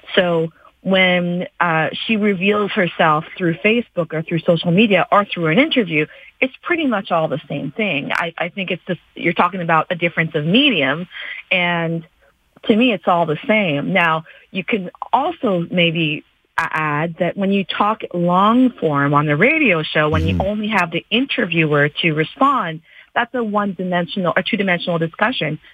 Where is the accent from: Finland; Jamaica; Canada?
Canada; as a Canadian born and raised in this country